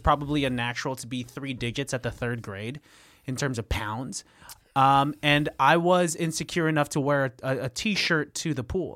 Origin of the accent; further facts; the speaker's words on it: Pittsburg, California, United States; moved away; also born or lived in Antioch, California; I'm from, like, the nine two five Pittsburgh